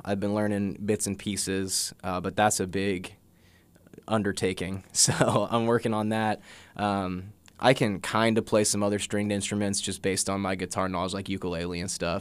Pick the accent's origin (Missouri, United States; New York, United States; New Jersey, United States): Missouri, United States; Jefferson City; I grew up in Jeff City, uh, born and raised